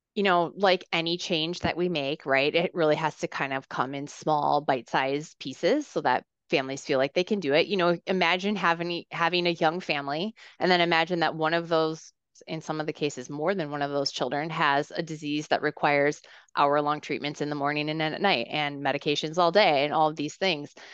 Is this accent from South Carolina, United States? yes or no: no; Minnesota, United States; I grew up in Minnesota